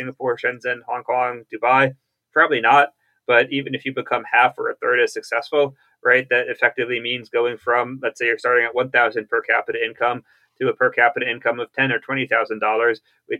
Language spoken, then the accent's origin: English; Bethesda, Maryland, United States; I grew up in Bethesda, Maryland, the son of distinguished bureaucrats